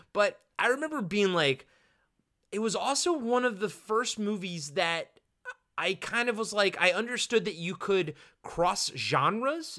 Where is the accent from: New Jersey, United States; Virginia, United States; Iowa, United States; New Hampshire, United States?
Virginia, United States; Roanoke; I was born in Roanoke, Virginia